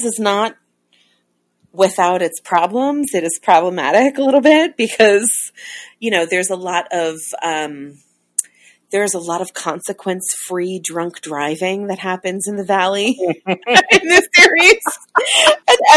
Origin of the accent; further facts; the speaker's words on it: Long Island, New York, United States; Ralph Macchio got married in my hometown